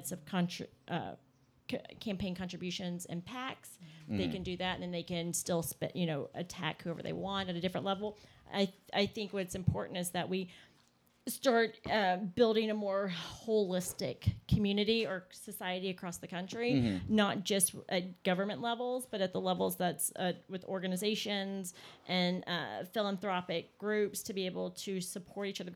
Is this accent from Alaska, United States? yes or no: no; Shreveport, Louisiana, United States; moved away; I'm originally from Shreveport, Louisiana